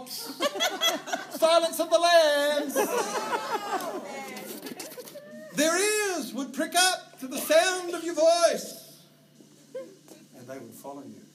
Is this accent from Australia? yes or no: yes; Australia; also born or lived in New Zealand; now in Vancouver, Canada; Kylie and I come from Australia.